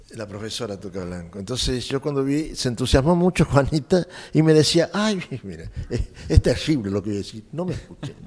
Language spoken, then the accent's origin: Spanish; San Luis, Argentina; moved away as an adult; also born or lived in Buenos Aires; los sanluiseños, el grupo de sanluiseños bailaba muy bien, bien bailábamos